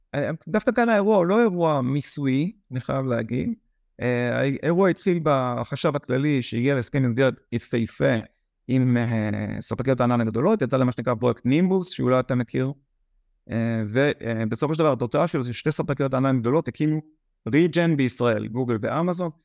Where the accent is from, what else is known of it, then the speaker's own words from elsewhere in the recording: Israel; אנחנו ישראלים